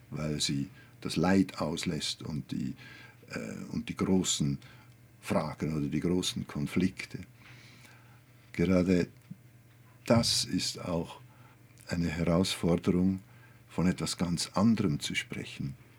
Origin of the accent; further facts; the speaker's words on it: Olten, Solothurn, Switzerland; ich komme aus Olten, einer Kleinstadt, 20.000 Einwohner